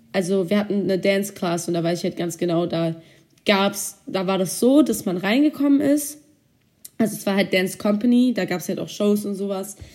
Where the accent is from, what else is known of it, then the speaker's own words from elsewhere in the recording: California, United States; Ich war nämlich aus Kalifornien. Also, da ich in Kalifornien war, gab es bei uns halt den Surfclub.